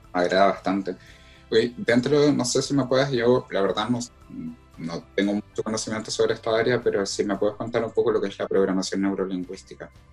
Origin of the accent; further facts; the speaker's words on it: Concepción, Biobío, Chile; de Concepción